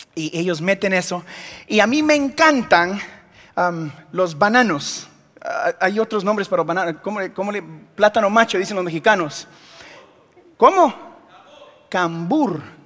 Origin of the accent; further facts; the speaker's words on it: Guatemala; soy de Guatemala